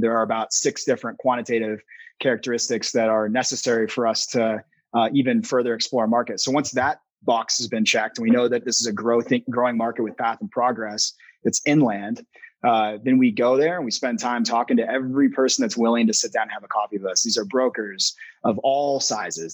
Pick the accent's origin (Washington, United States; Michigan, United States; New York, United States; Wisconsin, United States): Washington, United States; Spokane; moved away as an adult; also born or lived in Boston / Italy; now in Boulder, United States; I'm originally from Washington State, where I grew up kind of in the outdoors out there